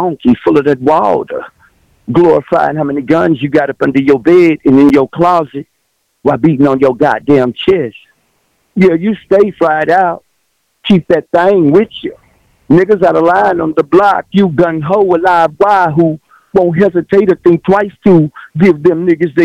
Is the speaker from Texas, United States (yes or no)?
yes; Texas, United States; born or raised there